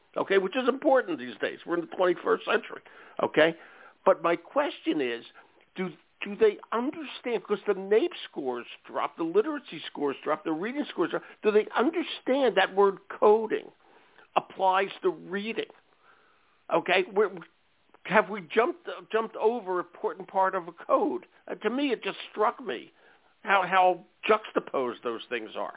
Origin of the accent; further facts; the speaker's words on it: Philadelphia, Pennsylvania, United States; I'm from Philly, or at the other end of the state